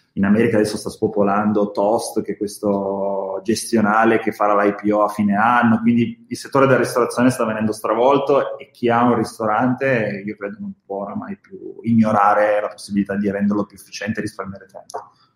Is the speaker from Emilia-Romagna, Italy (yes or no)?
no; Bra, Piedmont, Italy; io sono di Bra, quindi c'è tutto il mondo slow food, Petrini, e mi è rimasto dentro